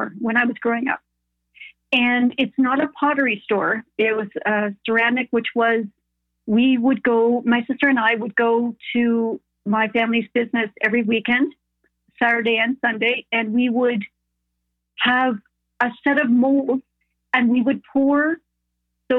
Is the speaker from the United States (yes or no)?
no; Canada; I'm Canadian, but my parents are German